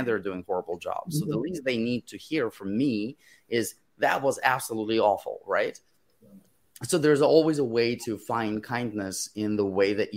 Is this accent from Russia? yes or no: yes; Moscow, Russia; first language Russian; English is a second language; moved away; when I was growing up in Moscow, I had amazing teachers